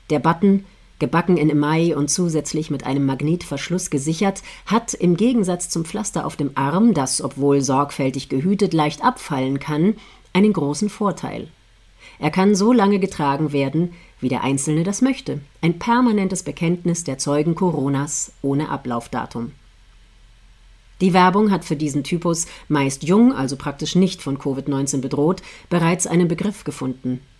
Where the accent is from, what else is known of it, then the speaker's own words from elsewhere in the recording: Austria; Deutschland ist da keine Ausnahme. In meiner Heimat Österreich lautete vor kurzem eine Nachricht bei ORF Online